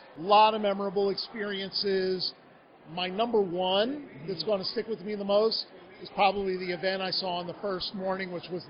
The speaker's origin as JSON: {"language": "English", "town": "Philadelphia", "region": "Pennsylvania", "country": "United States", "moved": "yes", "said": "I'm originally from Philadelphia."}